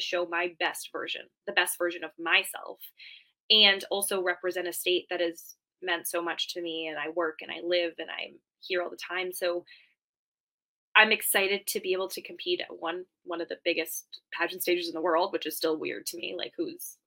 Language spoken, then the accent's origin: English; Rhode Island, United States; now in New Hampshire, United States; I grew up in Rhode Island, where we're like the ocean state because we have oceans. So when I moved here